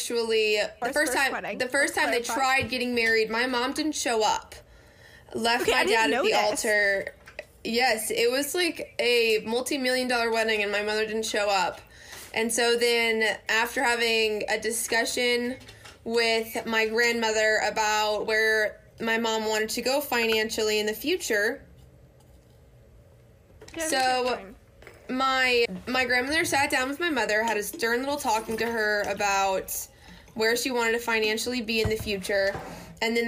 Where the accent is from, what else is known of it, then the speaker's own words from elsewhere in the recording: Union City, Tennessee, United States; also born or lived in Mississippi; So I was born in Union City, Tennessee, which is a very small town in the South